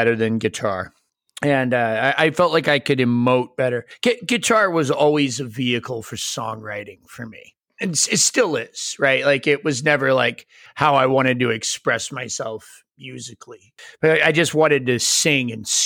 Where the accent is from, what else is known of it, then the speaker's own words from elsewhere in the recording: New England, United States; moved away as an adult; also born or lived in Boise / Memphis; In New England, where I grew up